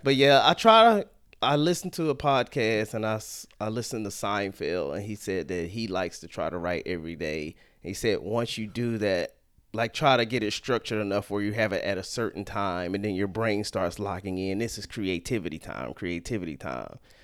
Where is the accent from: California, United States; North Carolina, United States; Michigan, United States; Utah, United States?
North Carolina, United States; Salisbury; moved away as an adult; also born or lived in Atlanta; now in Sacramento, United States; I grew up in a small town called Salisbury, North Carolina